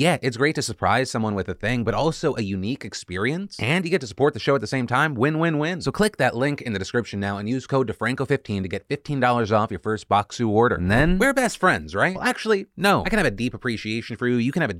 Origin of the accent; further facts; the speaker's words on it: United States; as an American